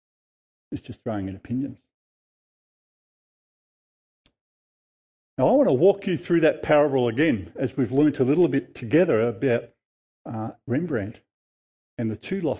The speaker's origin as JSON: {"language": "English", "town": "Noble Park", "region": "Victoria", "country": "Australia", "tie": "born or raised there", "said": "I grew up in Noble Street, Noble Park"}